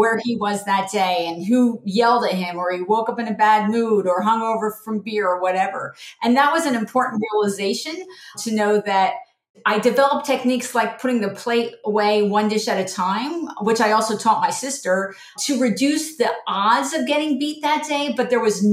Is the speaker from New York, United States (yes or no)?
no; New Jersey, United States; moved away as an adult; also born or lived in California; I grew up in New Jersey